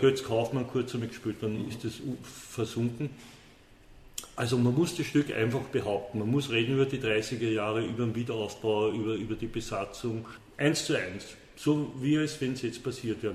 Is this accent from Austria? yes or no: yes; Vienna, Austria; also born or lived in Paris; meine, wienerische Wurzel, wo da bin ich im Favoriten aufgewachsen